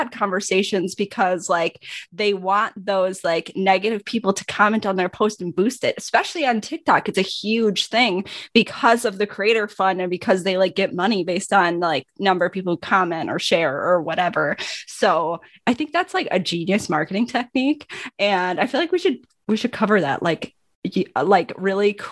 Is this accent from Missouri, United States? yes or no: no; Wisconsin, United States; I'm from Wisconsin